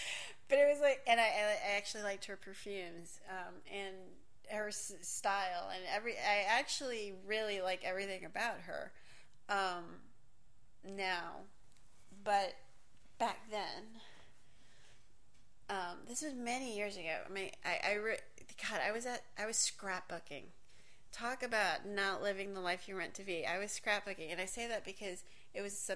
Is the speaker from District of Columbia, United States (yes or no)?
no; Miami, Florida, United States; first language English; also born or lived in New York / Hialeah; I was born in New York. Don't really remember much about that period of time. I feel like I grew up in Miami.